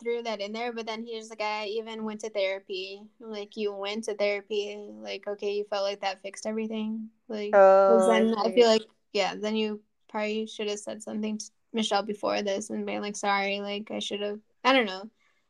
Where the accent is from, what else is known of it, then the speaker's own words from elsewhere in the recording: Minnesota, United States; I'm also from Minnesota because I forgot that it did happen in Minnesota.